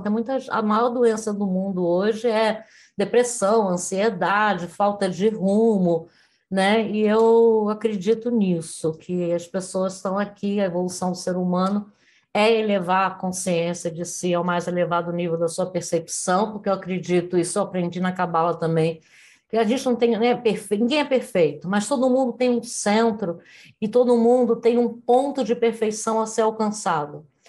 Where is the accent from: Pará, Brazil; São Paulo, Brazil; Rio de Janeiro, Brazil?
Rio de Janeiro, Brazil; moved away as an adult; nasci no Rio de Janeiro, cidade maravilhosa na época em que eu nasci